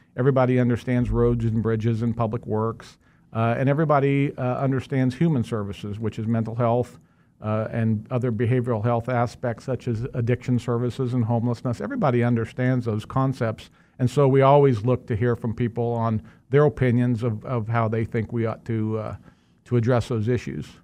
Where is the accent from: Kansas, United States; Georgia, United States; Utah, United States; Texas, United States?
Kansas, United States; West Sedgwick County, between Colwich and Maize; I grew up in West Sedgwick County, uh, right in, uh, in between Colwich and Mays